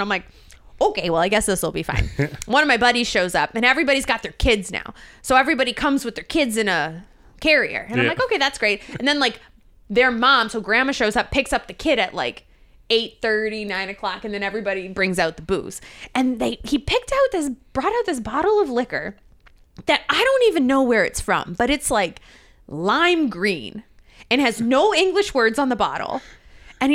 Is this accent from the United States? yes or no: no; Canada; It comes out if I'm with people from Canada. So if I'm like with a bunch of my friends from home or if I'm there for the weekend, you'll notice it.